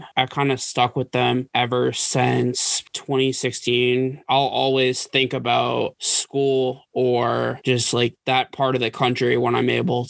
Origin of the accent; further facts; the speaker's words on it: Massachusetts, United States; moved away as an adult; also born or lived in Virginia; growing up in the Northeast in Massachusetts